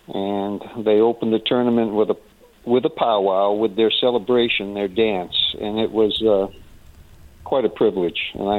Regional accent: Massachusetts, United States; I grew up in Massachusetts and have been to Plymouth many, many times

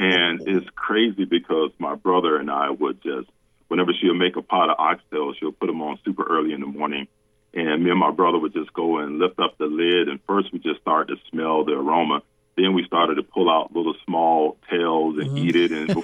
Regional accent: Central Florida, United States; we grew up in Central Florida

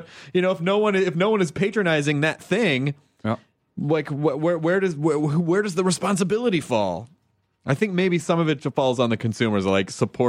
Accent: Tennessee, United States; also born or lived in Kentucky; I'm from the South. I mean, like I grew up in Tennessee

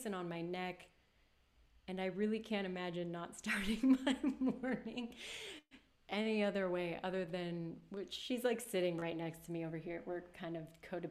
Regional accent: Los Angeles, California, United States; moved away; this is my hometown

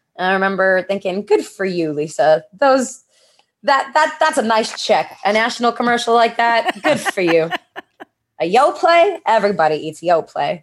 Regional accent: New York, United States; moved away as an adult; now in Los Angeles, United States; I grew up in New York, too

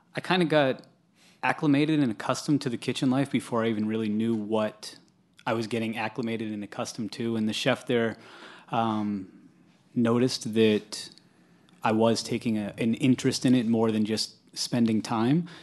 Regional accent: New Hampshire, United States; I grew up in New Hampshire

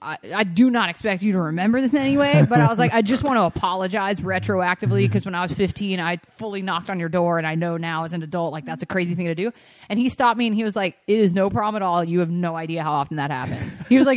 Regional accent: Atlanta, Georgia, United States; I grew up in Atlanta, which is only like an hour from Athens

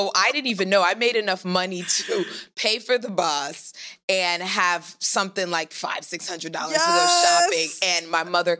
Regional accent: New York City, New York, United States; also born or lived in Trinidad; I was born in Trinidad. Okay. And at a very early age, we moved to Flatbush, Brooklyn. Okay. And that's where I grew up. And I live in Greenwich Village now.

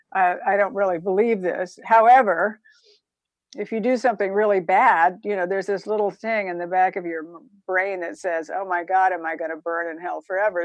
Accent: Savannah, Georgia, United States; also born or lived in Statesboro, Georgia; I was born in Savannah, Georgia, and my father was off in World War II

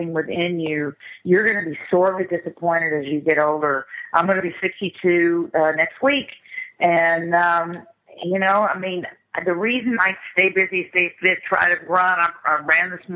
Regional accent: Los Angeles, California, United States; moved away as an adult; I grew up in the Valley. I'm the original Valley girl. I grew up in the Valley in the '60s

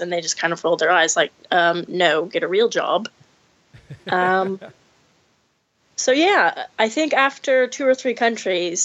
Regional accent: Rio Vista, California, United States; moved away

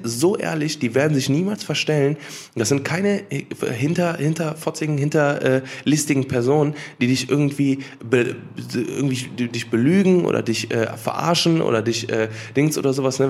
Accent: Cologne, North Rhine-Westphalia, Germany; ich bin in Köln geboren und aufgewachsen

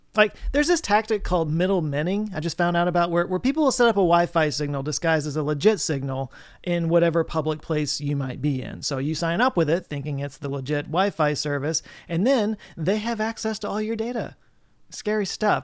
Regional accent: Texas, United States; growing up in Texas, sadly living my whole life in Texas

